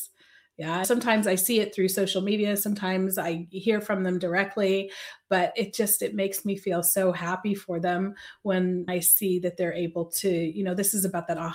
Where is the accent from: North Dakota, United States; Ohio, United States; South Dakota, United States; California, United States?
California, United States; Sacramento; moved away as an adult; now in Basel, Switzerland; I grew up, however, in Sacramento